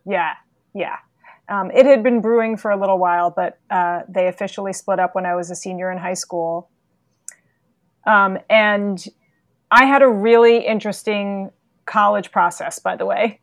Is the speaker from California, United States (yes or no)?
no; New York City, New York, United States; also born or lived in Massachusetts; I am a native New Yorker, born and raised in New York City